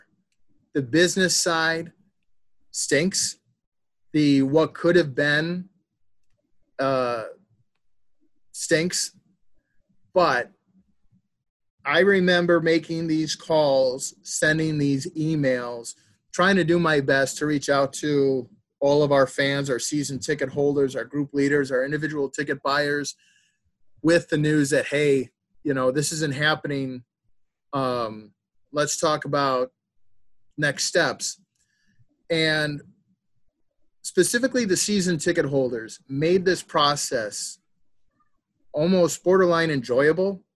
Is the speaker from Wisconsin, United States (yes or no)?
yes; Oshkosh, Wisconsin, United States; I grew up in Oshkosh, Wisconsin, my boyhood home